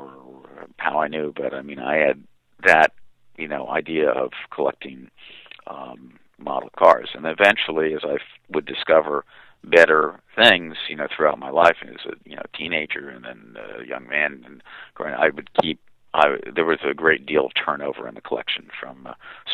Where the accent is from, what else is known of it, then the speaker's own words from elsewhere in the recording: Pennsylvania, United States; moved away; also born or lived in New York City; where I grew up out in Pennsylvania